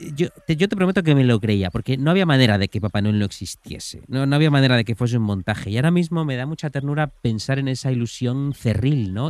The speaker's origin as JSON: {"language": "Spanish", "town": "Pontevedra", "region": "Galicia", "country": "Spain", "tie": "born or raised there", "moved": "yes", "said": "en mi Pontevedra natal"}